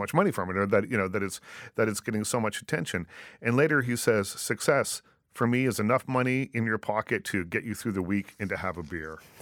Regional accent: Liverpool, Nova Scotia, Canada; growing up in Nova Scotia

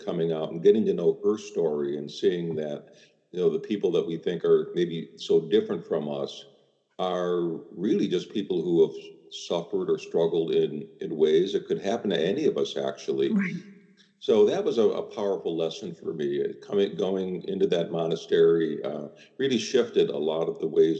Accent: Chicago, Illinois, United States; growing up in Chicago as I did

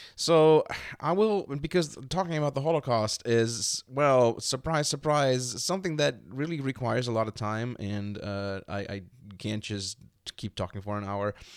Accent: Germany; growing up in Germany, as part of the generation that I belong

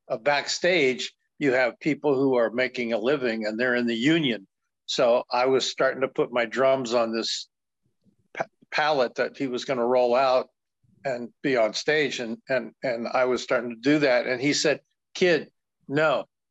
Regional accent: Columbus, Ohio, United States; Oh, Columbus, Ohio, in the heart of the Midwest at the time. Because in the 60s, I was born in 47, but I always say this body is 76 in October next month

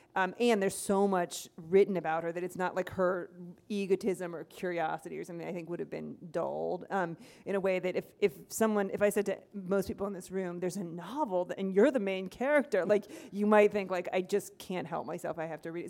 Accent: Ohio, United States; moved away as an adult; also born or lived in Iowa / Missouri; now in Minnesota, United States; I grew up in Ohio.

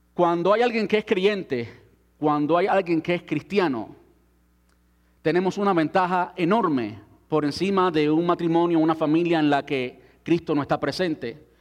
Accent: Cuba; moved away; antes de salir de mi país. Soy cubano

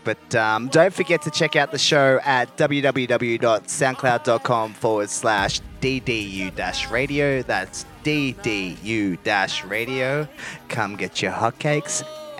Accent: Australia; accent: bogan Aussie; forgive my bogan Aussie accent.

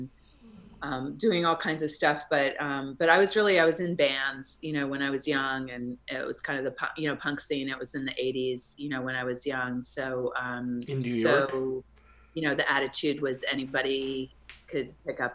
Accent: New Jersey, United States; moved away; also born or lived in New York City; No, I'm from New Jersey. I was born in East Armpit, New Jersey.

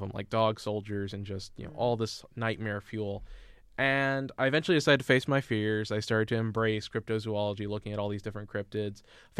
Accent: Indianapolis, Indiana, United States; I grew up in Indianapolis

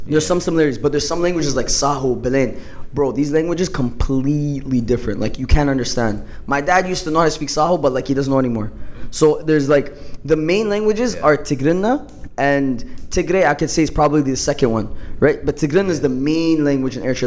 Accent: Canada; I'm from Canada

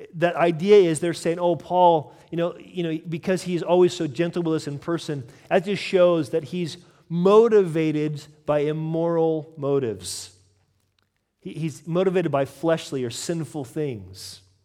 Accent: United States; I'm American

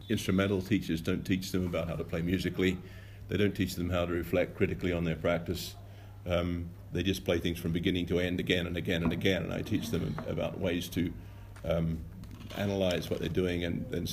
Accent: Tasmania, Australia; moved away as an adult; now in Beijing, China; I'm from Tasmania, Australia

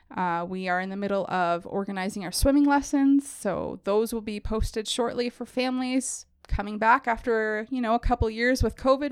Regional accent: northwestern Ontario, Canada; moved away as an adult; also born or lived in Gaspé, Quebec; now in Gravenhurst, Canada; I was born in Gaspé, um, and then moved to a small town in northwestern Ontario when I was younger. Um, grew up there

